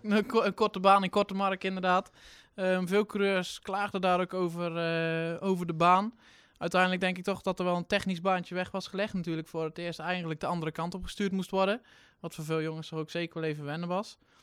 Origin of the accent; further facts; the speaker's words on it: Drenthe, Netherlands; als Drent